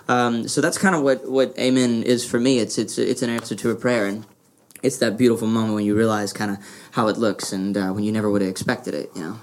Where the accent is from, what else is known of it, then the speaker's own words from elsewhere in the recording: Louisiana, United States; I grew up in Louisiana.